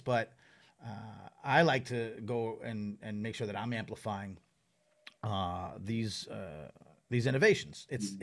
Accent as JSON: {"language": "English", "area": "Long Island", "region": "New York", "country": "United States", "tie": "born or raised there", "said": "I grew up on Long Island"}